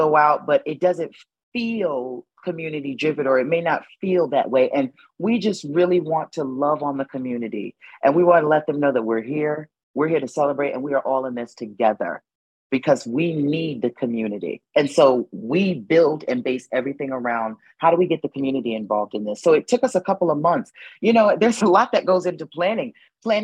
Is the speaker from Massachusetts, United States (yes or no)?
no; New Haven, Connecticut, United States; I am born and raised in New Haven, Connecticut